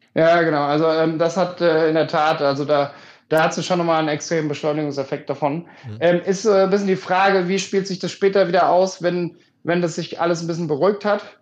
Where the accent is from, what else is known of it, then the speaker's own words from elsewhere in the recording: Germany; moved away; ich komme 3000 Einwohner Dorf